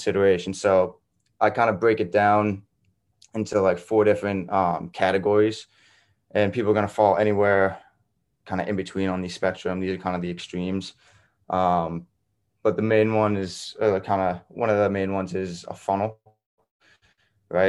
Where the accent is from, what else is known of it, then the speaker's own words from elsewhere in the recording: Foxborough, Massachusetts, United States; also born or lived in New Hampshire; I'm from Foxborough, Mass, but like 8 minutes away from Gillette Stadium